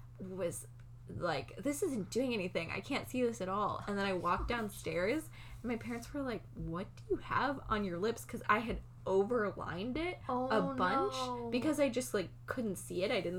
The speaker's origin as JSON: {"language": "English", "region": "Massachusetts", "country": "United States", "said": "I'm from Massachusetts, so that's kind of just what people do there."}